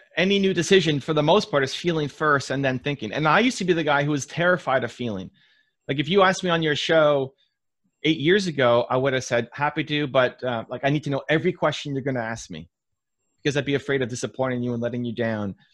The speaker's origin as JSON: {"language": "English", "town": "Toronto", "region": "Ontario", "country": "Canada", "tie": "born or raised there", "said": "my hometown team, the Toronto Blue Jays"}